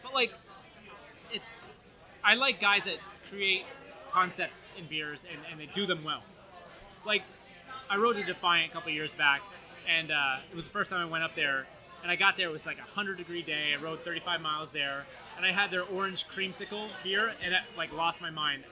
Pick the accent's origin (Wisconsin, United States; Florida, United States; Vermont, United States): Vermont, United States; Burlington; moved away; I am from Burlington, Vermont